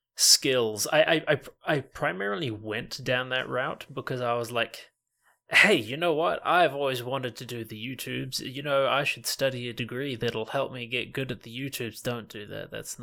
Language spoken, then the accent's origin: English; New Zealand; also born or lived in Canada; I was born in New Zealand. Then I did like all of my grade school in Canada, like grade 1 to grade 7. Then I did like grade 8 all of high school back in New Zealand.